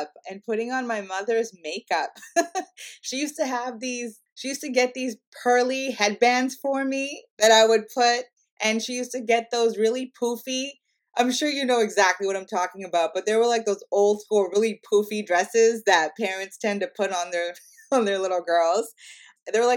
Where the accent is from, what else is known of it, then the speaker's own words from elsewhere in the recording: Canada; I'm Indian by heritage, and I'm first generation Canadian